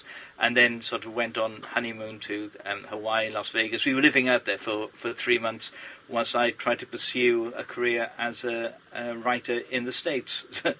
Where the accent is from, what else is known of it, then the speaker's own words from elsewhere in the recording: Port Talbot, Wales, United Kingdom; people picked on me being Welsh, which was weird in a school in Port Talbot